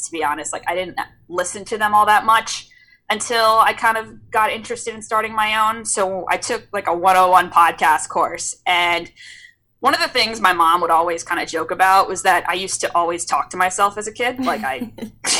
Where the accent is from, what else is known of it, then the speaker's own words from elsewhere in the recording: San Diego, California, United States; I'm from San Diego